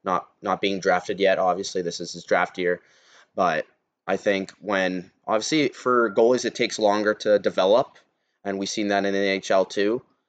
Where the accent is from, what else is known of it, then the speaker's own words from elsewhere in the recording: Canada; as a Canadian